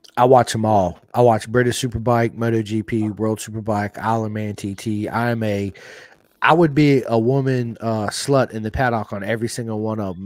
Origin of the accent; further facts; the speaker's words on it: United States; I grew up here in America